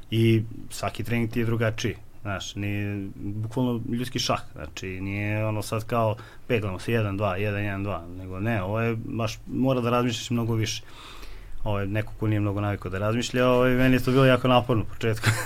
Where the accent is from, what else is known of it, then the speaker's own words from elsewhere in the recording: Kovin, Vojvodina, Serbia; S obzirom, mi smo iz manjeg mesta i nismo imali smo ograničeno šta ćemo od boračkih sportova. Odakle si? Iz Kovina. Iz Kovina.